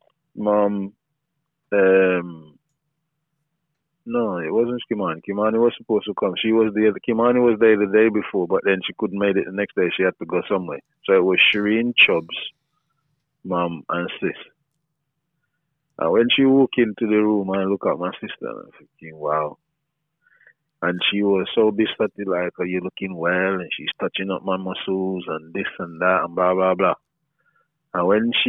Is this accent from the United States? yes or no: no; Jamaica; growing up in Jamaica